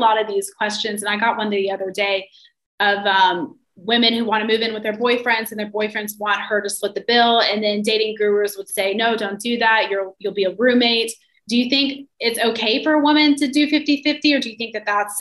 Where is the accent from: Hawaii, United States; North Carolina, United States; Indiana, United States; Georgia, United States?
North Carolina, United States; moved away as an adult; also born or lived in New York City; I'm from North Carolina, and I moved to New York City for college when I was 18